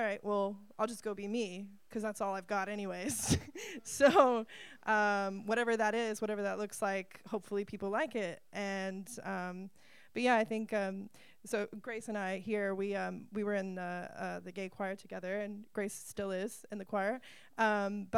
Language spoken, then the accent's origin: English; United States; moved away as an adult; now in New Zealand; I'm coming from America and living in New Zealand